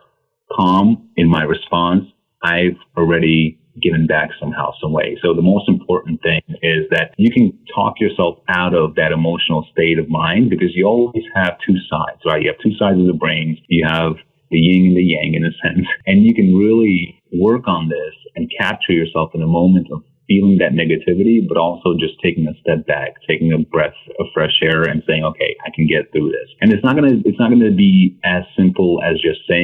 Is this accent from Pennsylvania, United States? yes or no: no; New York City, New York, United States; I grew up in Queens, New York as an immigrant